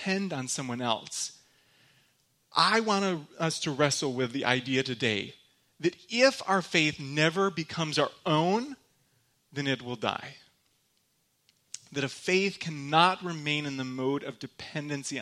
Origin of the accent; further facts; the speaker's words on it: Michigan, United States; accent: Michigander; now in Grand Rapids, United States; I'm from Michigan. In case anybody was wondering, that's where I'm actually from. I have a very thick Michigander accent